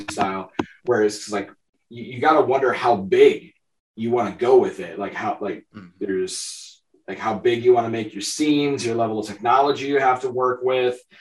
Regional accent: northeast Iowa, United States; I'm from Iowa. I'm a Midwestern boy, born and raised.

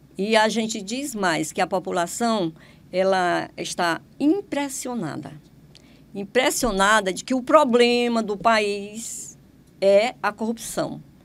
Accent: Maranhão, Brazil; now in Teresina, Brazil; Eu não sou, não sou piauiense, eu sou maranhense.

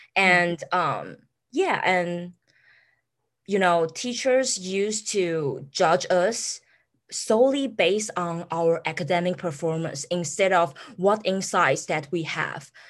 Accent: Taiwan; moved away as an adult; now in Amherst, United States; I I come from Taiwan too

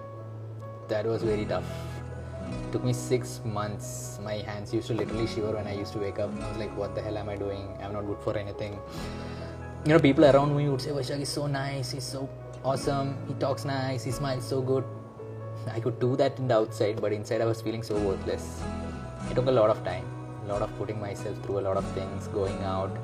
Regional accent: Nepal; I am from Nepal.

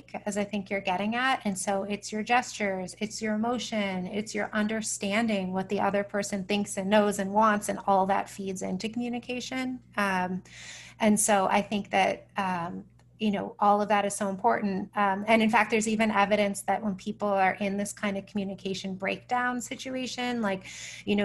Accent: United States; as an American

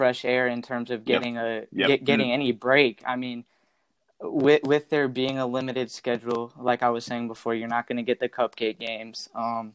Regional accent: Chapel Hill, North Carolina, United States; I'm from Chapel Hill

